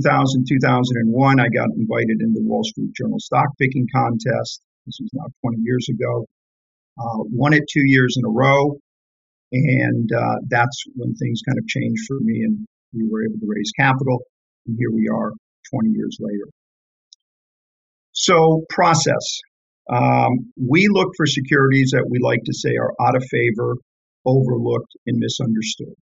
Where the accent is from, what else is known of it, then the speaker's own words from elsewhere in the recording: Detroit, Michigan, United States; I grew up in Detroit in a working class block.